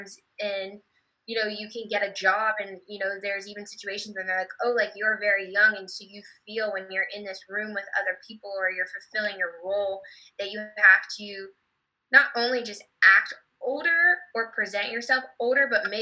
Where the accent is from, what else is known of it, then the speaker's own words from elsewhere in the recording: New Jersey, United States; moved away as an adult; now in Texas, United States; now I've been living in Texas for 3 years and I'm from New Jersey.